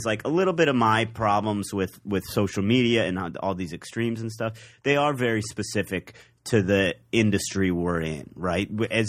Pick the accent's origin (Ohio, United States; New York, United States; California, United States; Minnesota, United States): Ohio, United States; Cleveland; moved away; I'm from Cleveland.